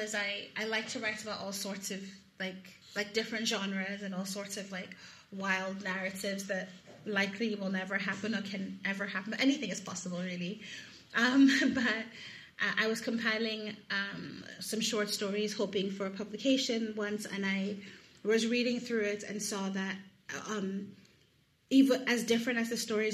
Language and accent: English; Lagos, Nigeria; moved away as an adult; also born or lived in United States; I'm from Lagos, Nigeria, and I was home for 7 months